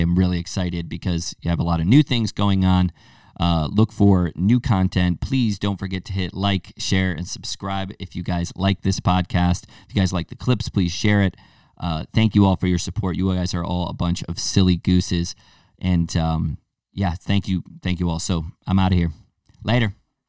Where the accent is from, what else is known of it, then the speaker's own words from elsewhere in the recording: United States; our American palates